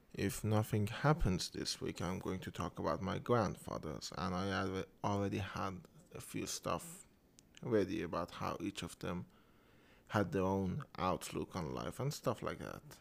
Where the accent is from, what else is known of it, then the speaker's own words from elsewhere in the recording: Iran; first language Persian; English is a second language; I am Iranian. I live in Iran. And uh, English is my second language